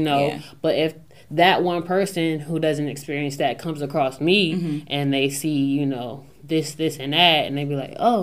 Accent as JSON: {"language": "English", "town": "Newark", "region": "Delaware", "country": "United States", "said": "I'm this girl from Newark, Delaware"}